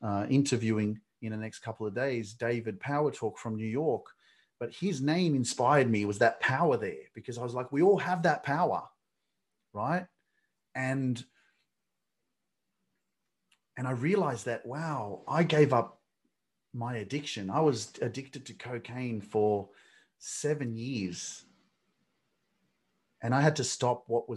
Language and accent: English; Sydney, New South Wales, Australia; also born or lived in Newcastle; I grew up in Sydney